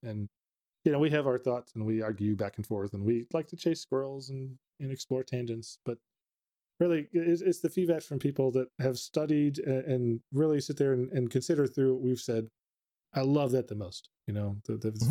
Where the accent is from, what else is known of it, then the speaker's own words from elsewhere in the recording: Texas, United States; living in Texas, growing up in Texas